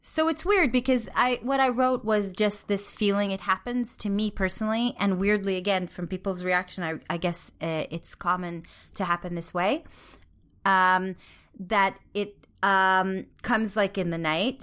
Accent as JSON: {"language": "English", "country": "Israel", "tie": "born or raised there", "said": "growing up in Israel"}